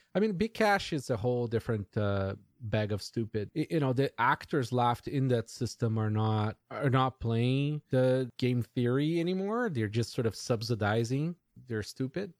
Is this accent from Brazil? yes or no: yes; Brazil; moved away; I grew up in Brazil